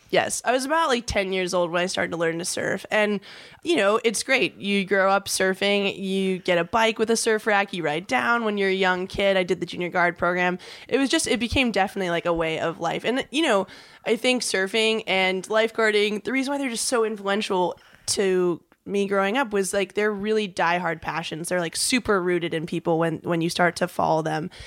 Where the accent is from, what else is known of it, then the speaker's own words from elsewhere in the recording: Huntington Beach, California, United States; when I was just a little kid growing up in Huntington